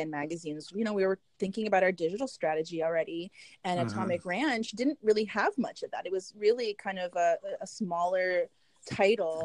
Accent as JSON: {"language": "English", "region": "Southern California", "country": "United States", "tie": "born or raised there", "also_born_or_lived": "Hollywood, California", "said": "Here in Southern California. I was born in Hollywood, California"}